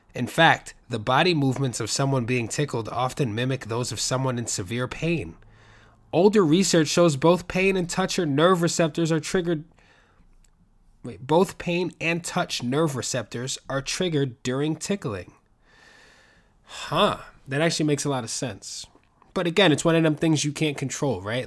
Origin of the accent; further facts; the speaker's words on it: New York, United States; I'm from New York